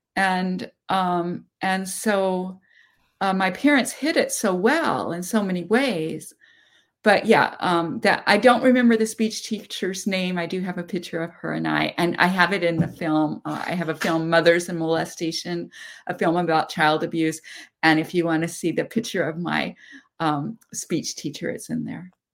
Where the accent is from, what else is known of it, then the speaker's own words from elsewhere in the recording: Seattle, Washington, United States; I was born in Seattle, Washington, not far from where I live now